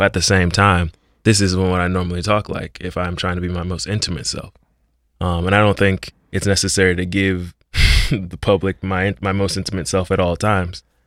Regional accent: Miami, Florida, United States; moved away as an adult; as a young man of color growing up in Liberty City

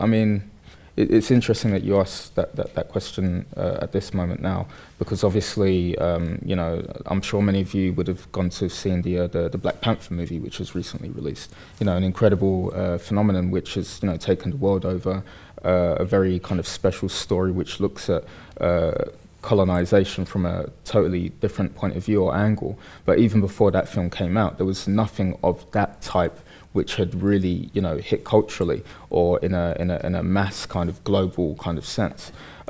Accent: Bethnal Green, London, United Kingdom; I grew up in Bethnal Green in the early 80s through to the 90s.

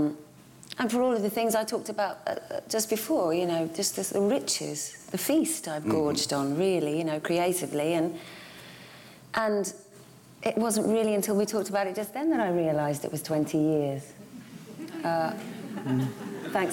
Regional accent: United Kingdom; growing up in Hazy Middlesex

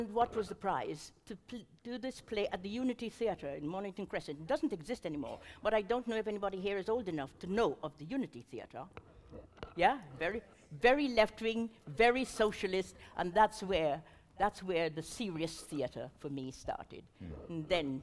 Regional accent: Guyana; moved away as an adult; now in United Kingdom; I was born in British Guiana, and at that time in the West Indies, everything, study, entertainment, literature, everything was based on what was happening in England

